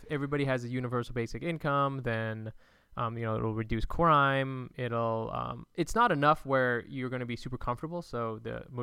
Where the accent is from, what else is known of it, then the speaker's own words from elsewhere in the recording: California, United States; Well, I'm from California.